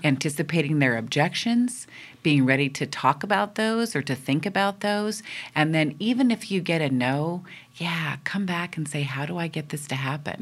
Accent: East Coast, United States; now in West Coast, United States; I'm from the East Coast, and that is considered what is good interesting, lively conversation

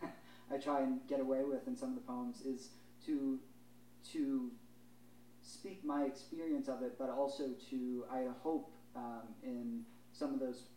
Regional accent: Chicago, Illinois, United States; moved away as an adult; now in Philadelphia, United States; growing up in the Midwest, living in Chicago

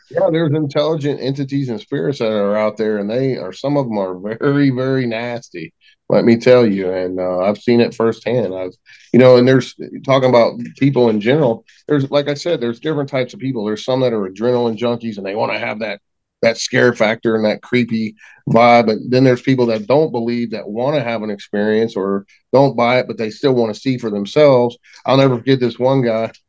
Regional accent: West Virginia, United States; we're all from West Virginia

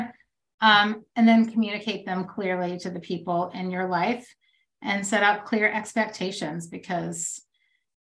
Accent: the South, United States; now in Texas, United States; I'm from the South and, you know, I live in Texas

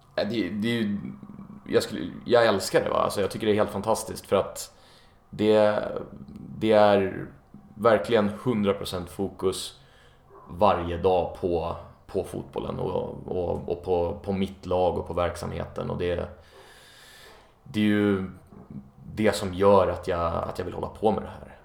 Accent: Enköping, Uppsala County, Sweden; moved away as an adult; also born or lived in Stockholm; now in Copenhagen, Denmark; när jag bodde hemma i, i Enköping där jag kommer ifrån.

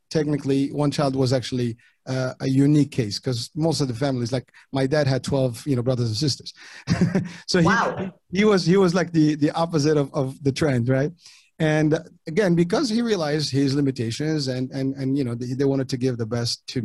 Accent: Morocco; first language French; Moroccan Arabic; English is a second language; moved away; I was born overseas in Morocco, and English was not my first language. Ultimately I spoke French and the dialect of Arabic

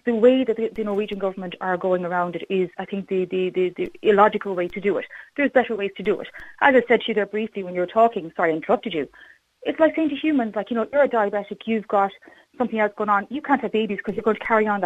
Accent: Ireland; I'm an Irish person, I'm living in Ireland

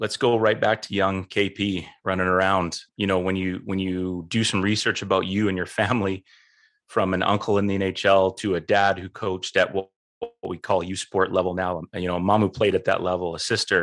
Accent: Canada; one of the only Canadians out there

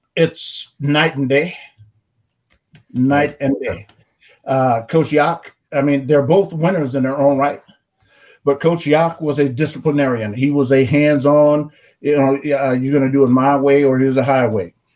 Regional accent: Arkansas, United States; the plantation where I grew up on in Arkansas

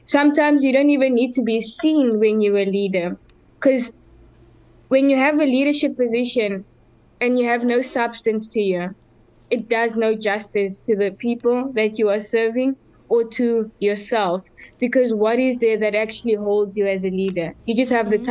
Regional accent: Cape Town, Western Cape, South Africa; now in Durbanville, South Africa; I grew up in Mandalay, which is in the rural settlement of the city of Cape Town, and now I'm currently reside in Durbanville

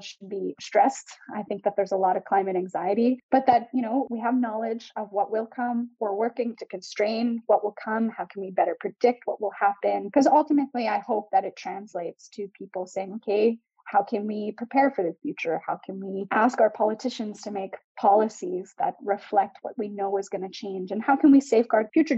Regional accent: Canada; I'm from Canada where our whole western coast lights on fire

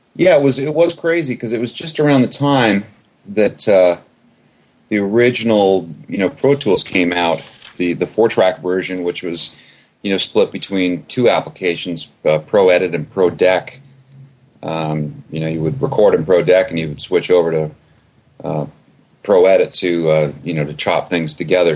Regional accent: Canada; I'm originally from Canada.

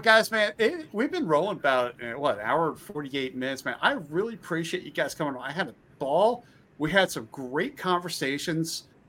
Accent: Pennsylvania, United States; I grew up in Pennsylvania. So Pennsylvania is a huge wrestling, you know, wrestling state.

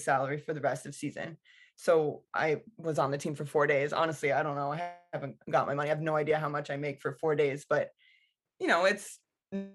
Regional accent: United States; as an American

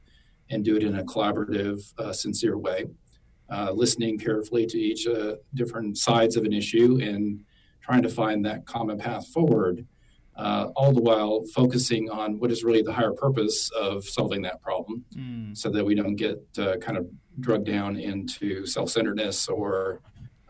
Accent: South Dakota, United States; moved away as an adult; also born or lived in Washington, D.C. / Dallas, Texas; my home state of South Dakota

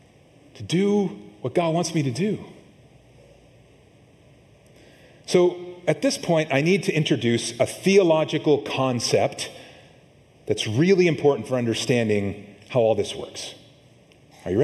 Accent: Montana, United States; now in California, United States; I grew up in Montana

